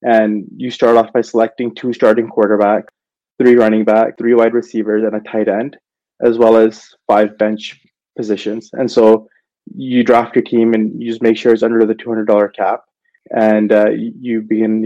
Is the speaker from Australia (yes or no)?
no; Canada; I'm from Canada myself